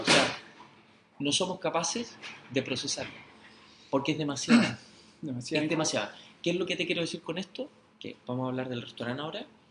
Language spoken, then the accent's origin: Spanish; Chile; Nosotros los chilenos